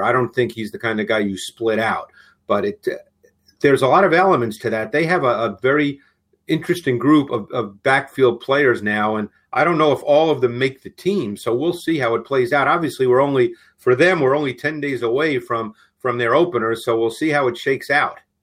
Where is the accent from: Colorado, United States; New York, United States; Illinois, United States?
New York, United States; New York City; I grew up in Queens in New York